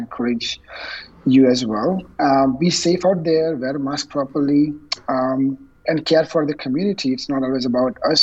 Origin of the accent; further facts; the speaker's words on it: India; moved away; I was born and raised in India, and my parents live there